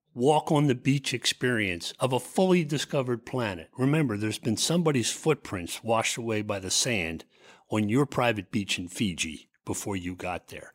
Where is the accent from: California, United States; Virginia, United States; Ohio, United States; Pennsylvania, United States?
Pennsylvania, United States; Philadelphia; I grew up in the Philly area.